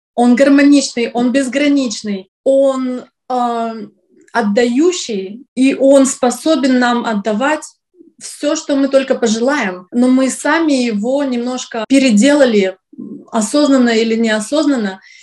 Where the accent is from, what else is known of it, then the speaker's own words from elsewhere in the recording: Syktyvkar, Komi Republic, Russia; now in New York, United States; Я из России, из города Сыктывкар, это Республика Коми, север России